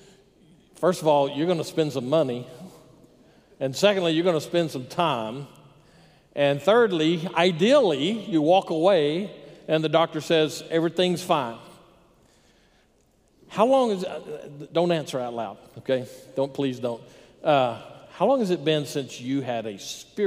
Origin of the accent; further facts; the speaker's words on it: Texas, United States; I grew up in Texas Baptist churches